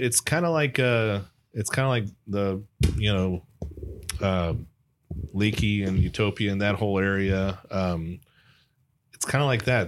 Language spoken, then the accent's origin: English; Dallas, Texas, United States; I grew up in Dallas